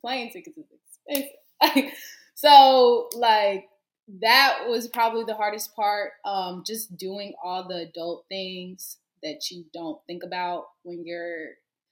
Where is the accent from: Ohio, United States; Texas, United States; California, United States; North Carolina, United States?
North Carolina, United States; Greensboro; moved away as an adult; now in Houston, United States; I'm from Greensboro, so I would consider that a city